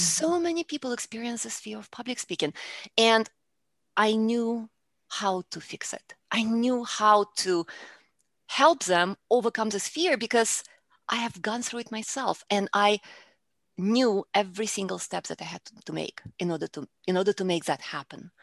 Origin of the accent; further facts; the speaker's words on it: Russia; English is a second language; moved away as an adult; now in Houston, United States; I, originally, I am from Russia, and I came to the United States, uh, when I was in my early twenties